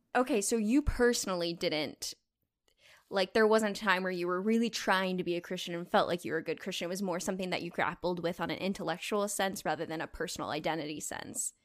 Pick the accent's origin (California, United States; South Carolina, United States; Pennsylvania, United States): California, United States; Southern; moved away as an adult; also born or lived in Indiana; I'm originally from Southern California, but I went to school in Indiana